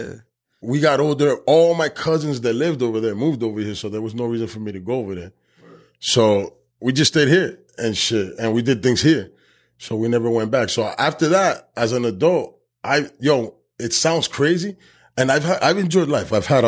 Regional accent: New Jersey, United States; We're not the same niggas from the North that we are from South Jersey.

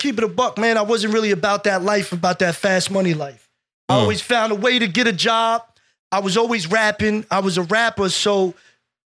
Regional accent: Jersey City, New Jersey, United States; also born or lived in Bayonne, New Jersey; I was born in Jersey City, downtown Jersey City, the old Jersey City, obviously. I 8 or 9 years old, we moved to Bayonne, New Jersey.

